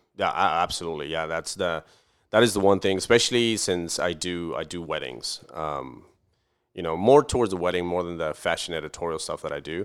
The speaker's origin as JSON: {"language": "English", "town": "Camargo", "region": "Chihuahua", "country": "Mexico", "tie": "born or raised there", "moved": "yes", "lives_now": "Fort Worth, United States"}